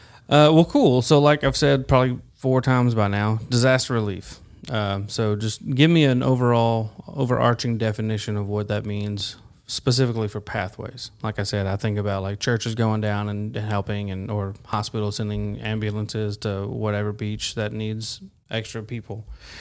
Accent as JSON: {"language": "English", "region": "Tennessee", "country": "United States", "said": "Yeah, I'm being from Dyer County, you know, it was nothing for us to go up to Lake County all the time to go eat or go fishing."}